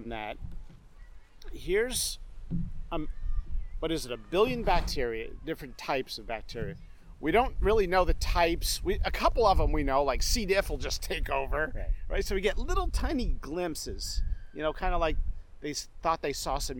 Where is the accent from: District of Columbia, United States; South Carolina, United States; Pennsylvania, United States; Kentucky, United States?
Pennsylvania, United States; rural; also born or lived in England; I was a kid, we'd go to Friday Night Lights in this small town in rural Pennsylvania